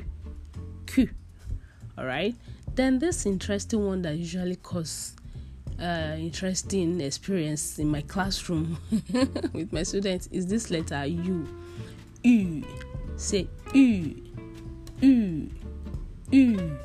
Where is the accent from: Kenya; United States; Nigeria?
Nigeria; I'm from Nigeria